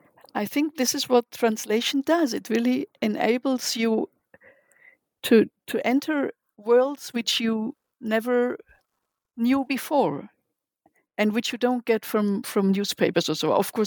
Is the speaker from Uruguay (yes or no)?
no; Germany; now in Israel; I came from Germany. I was here in... I learned Hebrew in Hebrew classes in Ulpanim